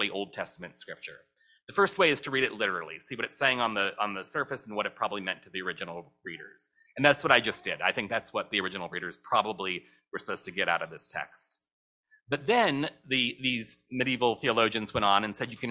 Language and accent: English; St. Louis, Missouri, United States; my hometown of St. Louis